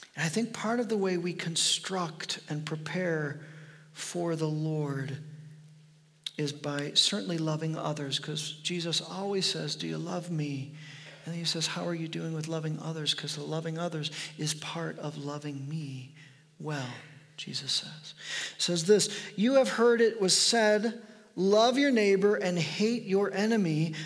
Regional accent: United States

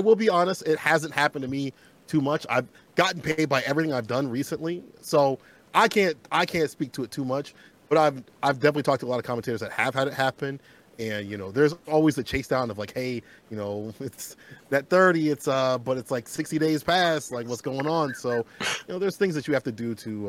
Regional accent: Peoria, Illinois, United States; moved away as an adult; now in Chicago, United States; I previously used to live in a place called Peoria, which is 3 hours away from Chicago. That's where I, you know, grew up, you know, kid and stuff like that, and my teenage and adult life, part

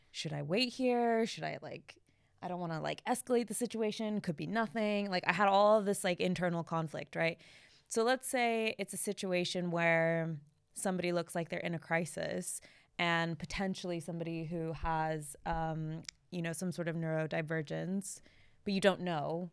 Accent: United States; I'm American

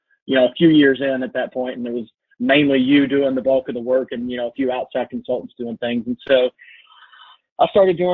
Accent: Lexington, United States; also born or lived in Alaska; I was born and raised here in Lexington

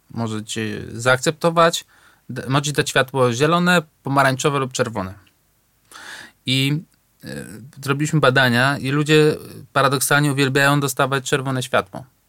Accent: Warsaw, Masovian Voivodeship, Poland; ja się wychowałem na Natolinie, na Ursynowie

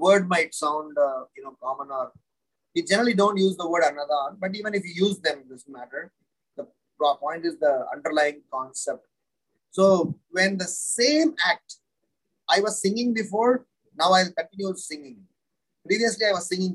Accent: Tiruchirappalli, Tamil Nadu, India; now in Mumbai, India; I hail from Srirangam, South India, Tamil Nadu. That's where I grew up. It's not exactly Srirangam. That's a place called Trichinopoly.

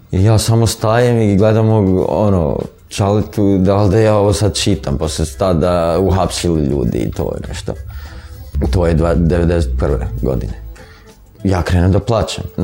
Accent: Preševo, Serbia; Rođen sam u Prešovu. Kad sam ja krenuo u prvi razred imao sam šest godina.

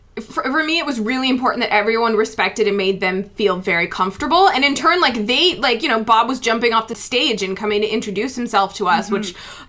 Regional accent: Edmonton, Alberta, Canada; I am from Edmonton.

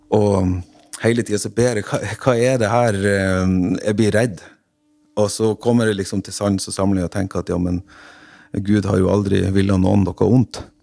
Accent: Rognan, Nordland, Norway; moved away; hjemme på Rognan, der jeg kommer fra

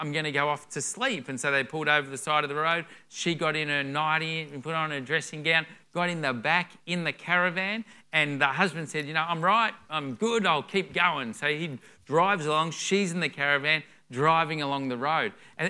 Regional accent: Melbourne, Victoria, Australia; moved away; for us, we came up from Melbourne 5 years ago, and so we're the only … out of Melbourne. All the … just stay in Melbourne.

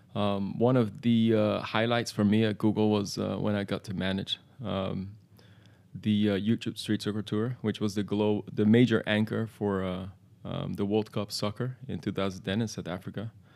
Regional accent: Amsterdam, North Holland, Netherlands; in the Netherlands, where I was born in Amsterdam

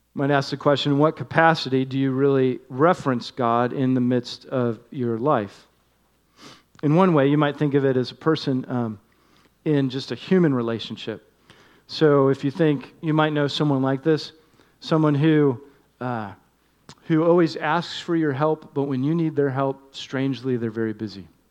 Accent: Northeast, United States; moved away; one that I grew up enjoying in the Northeast

